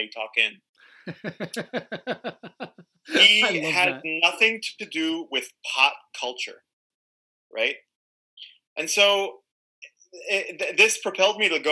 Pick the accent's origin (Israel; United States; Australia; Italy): Israel; Tel Aviv, Tel Aviv District; I'm Israeli. I grew up in Tel Aviv.